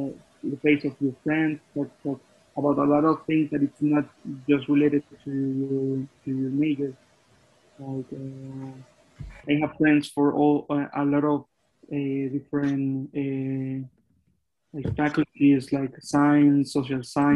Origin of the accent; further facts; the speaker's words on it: a little town near Bogota, Cundinamarca, Colombia; English is a second language; I'm not from Bogota. I'm from a little town near to Bogota. So for me, it was really dramatic, that part, because I need to move again to my hometown